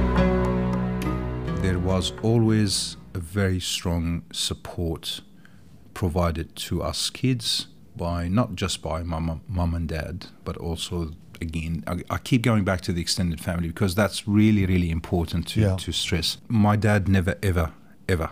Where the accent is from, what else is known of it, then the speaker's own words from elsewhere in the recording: Jordan; now in Tasmania, Australia; I grew up in Jordan, a small country in the Middle East, to a loving family